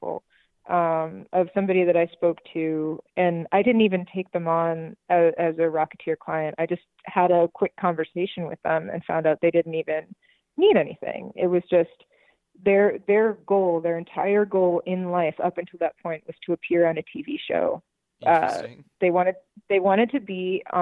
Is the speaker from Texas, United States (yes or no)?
no; New York City, New York, United States; now in Las Vegas, United States; I grew up in New York City in the 70s